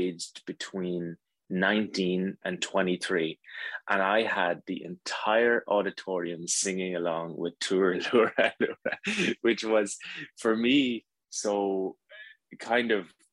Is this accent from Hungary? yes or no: no; Ireland; as an Irish man